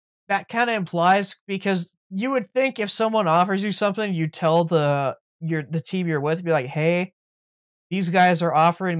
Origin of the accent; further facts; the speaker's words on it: Canada; as a Canadian and a CFL fan.